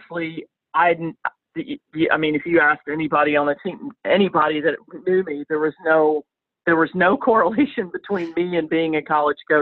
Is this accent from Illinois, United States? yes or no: no; Chattanooga, Tennessee, United States; moved away as an adult; now in Winter Park, United States; my hometown of Chattanooga